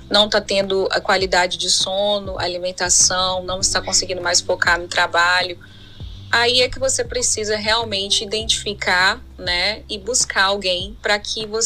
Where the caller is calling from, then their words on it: São Paulo, Brazil; sou de São Paulo.